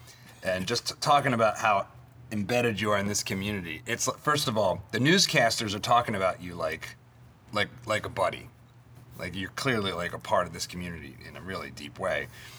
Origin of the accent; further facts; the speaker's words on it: Philadelphia, Pennsylvania, United States; I was born in Philly and grew up in the surrounding area.